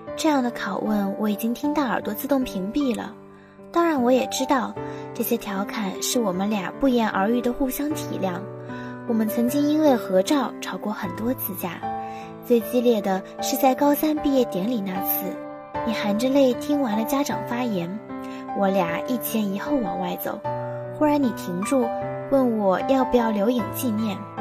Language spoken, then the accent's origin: Chinese; Tiantai, Zhejiang, China; moved away as an adult; now in Nanjing, China; 来自浙江天台。我在南京大学，距离我的家乡四百五十六公里